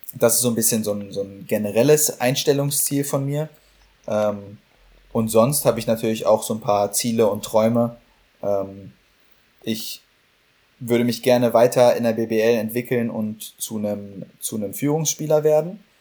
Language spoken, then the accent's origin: German; Berlin, Germany; now in Heidelberg, Germany; für Berlin, für meine Heimatstadt